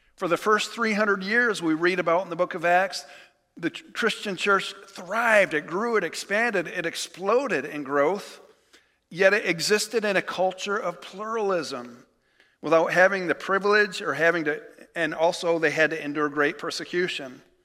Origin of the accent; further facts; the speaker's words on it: United States; as American believers